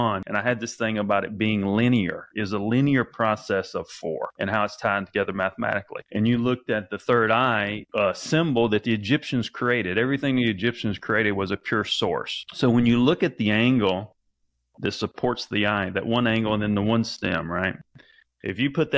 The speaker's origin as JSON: {"language": "English", "region": "the South", "country": "United States", "tie": "born or raised there", "said": "I think I have my own language because I grew up in the South"}